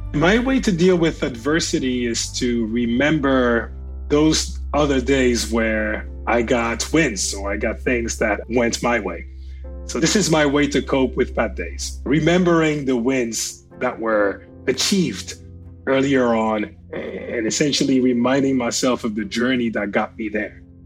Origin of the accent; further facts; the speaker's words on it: France; I grew up in France